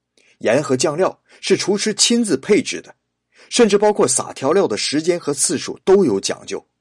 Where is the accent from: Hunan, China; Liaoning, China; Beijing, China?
Liaoning, China; Shenyang; 在我的老家沈阳，